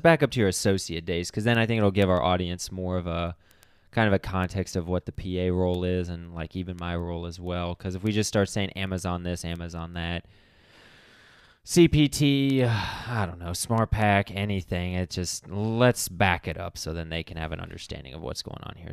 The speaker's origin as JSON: {"language": "English", "town": "Akron", "region": "Ohio", "country": "United States", "tie": "born or raised there", "said": "that's also my hometown"}